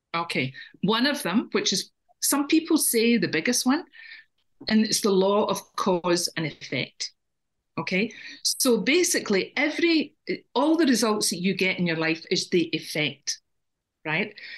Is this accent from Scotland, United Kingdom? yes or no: yes; Scotland, United Kingdom; now in Ireland; and I'm Scottish.